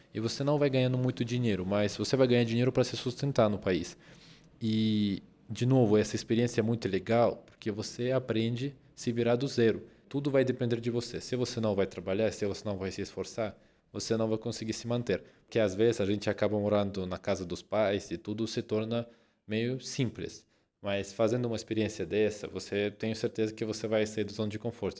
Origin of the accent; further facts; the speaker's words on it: Russia; Portuguese is a second language; now in Brazil; eu sou russo